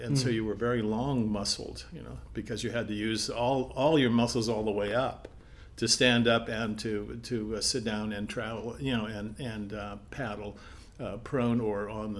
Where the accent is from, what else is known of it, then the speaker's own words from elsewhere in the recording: Palos Verdes, California, United States; Well, you know, my parents moved to Palos Verdes, you know, in 1951 into a house there that my grandfather had built for us, and in Lanada Bay.